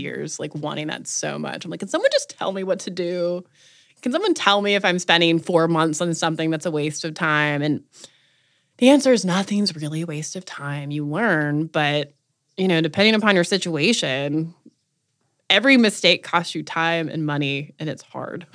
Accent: North Carolina, United States; moved away; I wanted to come home. I'm from North Carolina

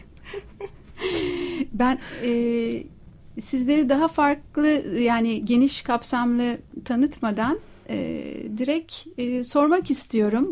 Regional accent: Princes' Islands, Istanbul, Turkey; İşte ben doğma büyüme adalıyım

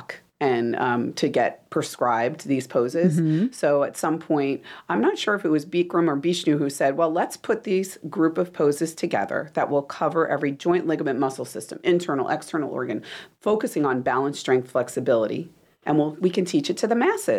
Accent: New Jersey, United States; Italian. I'm from New Jersey

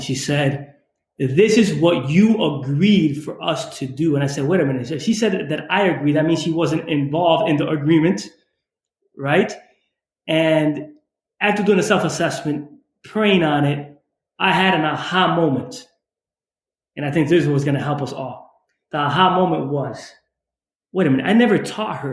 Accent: Holyoke, Massachusetts, United States; I grew up in Holyoke, Massachusetts, in the Springfield, Mass area

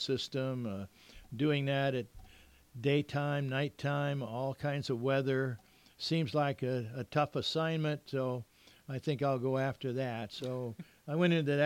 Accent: Miami, Florida, United States; moved away as an adult; also born or lived in Westover, Massachusetts; now in Southern California, United States; born and raised in Miami

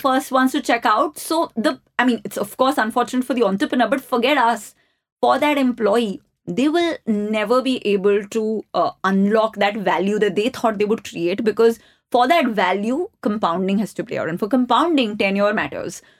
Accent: New Delhi, Delhi, India; I grew up in the Ames campus

